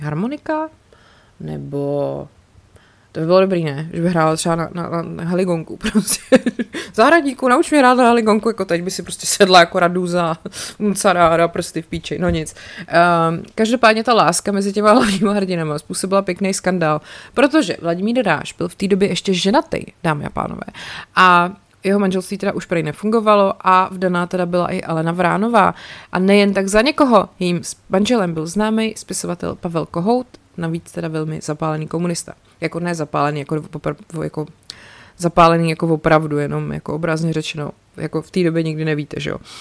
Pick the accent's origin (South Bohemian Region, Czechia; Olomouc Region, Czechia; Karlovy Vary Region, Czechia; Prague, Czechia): South Bohemian Region, Czechia; České Budějovice; jako rodák z Českých Budějovic